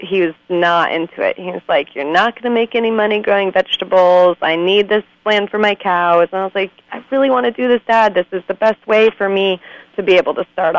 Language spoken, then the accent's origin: English; East Montpelier, Vermont, United States; also born or lived in Craftsbury, Vermont; I grew up in East Montpelier, Vermont, which is about 40 minutes from where I live now.